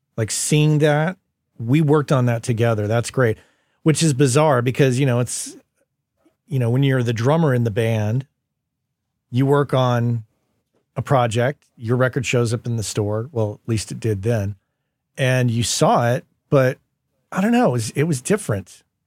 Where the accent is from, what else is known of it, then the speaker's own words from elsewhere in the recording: Las Cruces, New Mexico, United States; moved away as an adult; also born or lived in San Francisco; Las Cruces, where we grew up in New Mexico